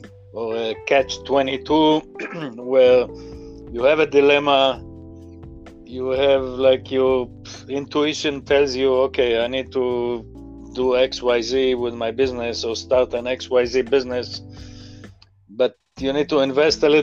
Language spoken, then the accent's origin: English; Israel; moved away as an adult; now in United States; so you can hear from my accent, I didn't grow up in this country, I grew up in Israel